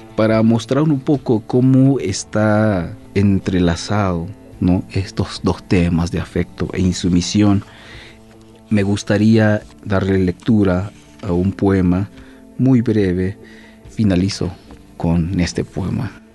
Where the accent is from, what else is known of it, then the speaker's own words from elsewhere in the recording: San Andrés Larráinzar, Chiapas, Mexico; soy poeta originario del estado de Chiapas, hablante de la lengua maya tzotzil. Soy del pueblo de San Andrés, Sacamchen